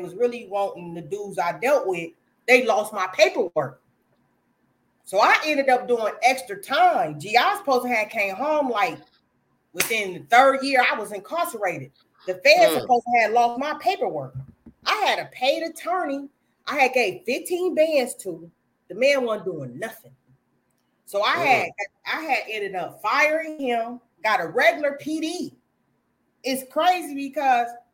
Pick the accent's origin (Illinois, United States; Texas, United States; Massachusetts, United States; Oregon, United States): Illinois, United States; Peoria; I'm from Peoria, Illinois